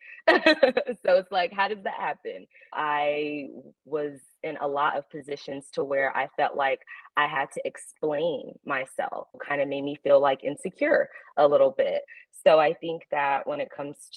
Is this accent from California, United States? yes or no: yes; California, United States; I was born out in California